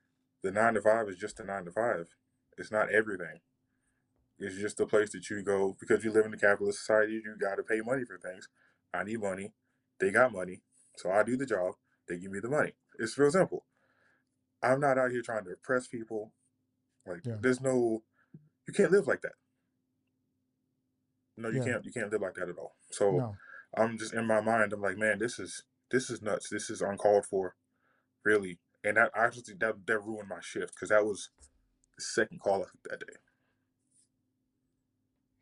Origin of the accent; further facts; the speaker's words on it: New York, United States; also born or lived in California; I'm originally from California and I grew up in New York